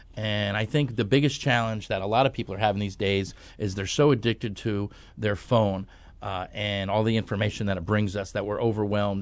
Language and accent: English; New York, United States; moved away; I grew up on the East Coast. I'm from New York originally